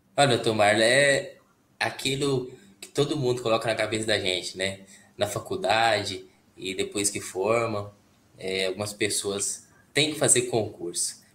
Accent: Caldas Novas, Goiás, Brazil; eu sou de Goiás, né? Caldas Novas, Goiás

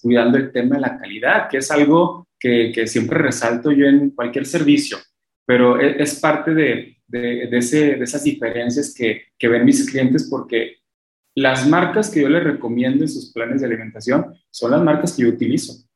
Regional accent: Mexico; somos mexicanos

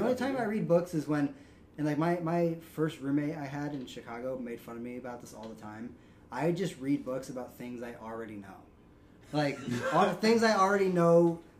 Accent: Colombia; accent: Colombian; now in Columbus, United States; When I tell people I'm Colombian, the usual response I get in Ohio is...

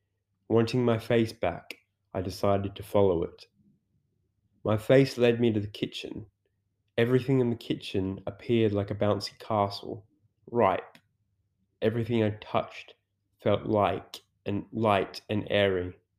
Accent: England, United Kingdom; As I'm English, I made the educated assumption I should take it with tea.

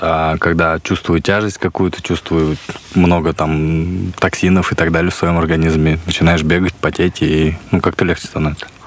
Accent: Buryatia, Russia; у нас самобытно достаточно для западных э, туристов

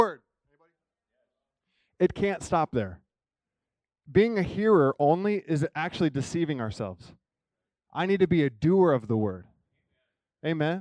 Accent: Kansas City, Missouri, United States; I'm from Kansas City

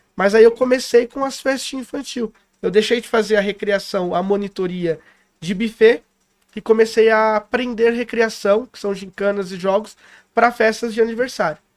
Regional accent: São Paulo, Brazil; now in Poços de Caldas, Brazil; eu sou paulistano, né? Nasci em Itaquera

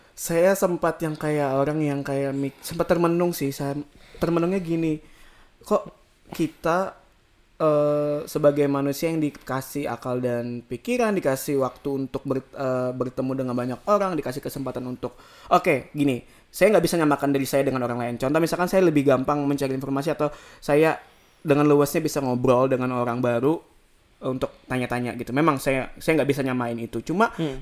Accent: Samarinda, East Kalimantan, Indonesia; moved away as an adult; now in Australia; kita anak Samarinda

